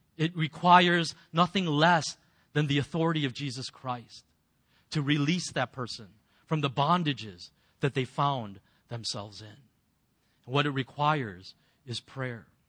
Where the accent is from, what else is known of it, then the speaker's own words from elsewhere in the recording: United States; as an American